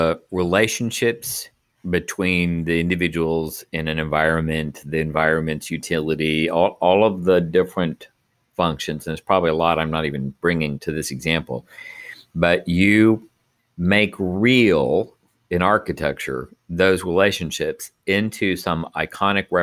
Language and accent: English; Texas, United States; moved away; I grew up back in Texas